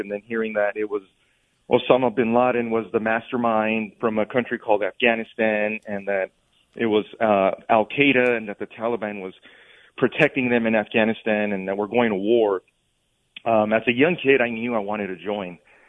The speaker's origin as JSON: {"language": "English", "town": "Bell Gardens", "region": "California", "country": "United States", "tie": "born or raised there", "said": "I grew up in Bell Gardens, California, mm-hmm. which is a small city by East LA."}